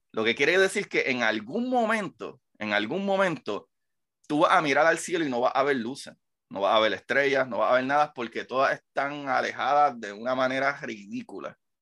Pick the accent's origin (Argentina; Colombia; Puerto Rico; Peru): Puerto Rico; Bayamón; Yo soy de Bayamón. Soy vaquero.